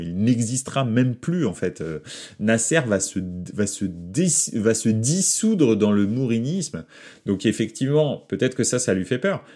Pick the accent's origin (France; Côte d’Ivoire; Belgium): France; Paris, Île-de-France; je suis né à Paris